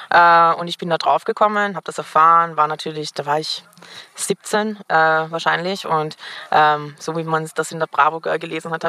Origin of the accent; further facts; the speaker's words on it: Vienna, Austria; ich bin Wienerin, das heißt, ich bin auch noch mit Leuten aus meiner Schulzeit befreundet